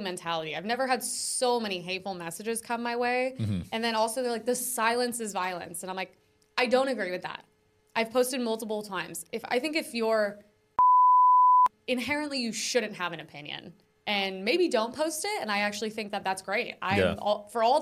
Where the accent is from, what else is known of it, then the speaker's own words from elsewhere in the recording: United States; I'm American